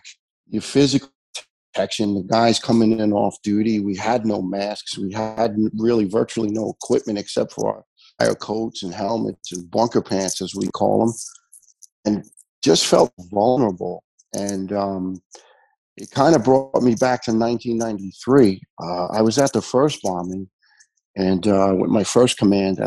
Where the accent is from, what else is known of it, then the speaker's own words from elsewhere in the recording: New York City, New York, United States; John and I grew up together in Staten Island